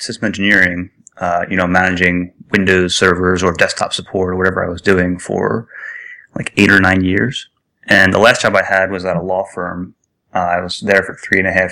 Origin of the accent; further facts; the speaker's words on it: Philadelphia, Pennsylvania, United States; I grew up around Philadelphia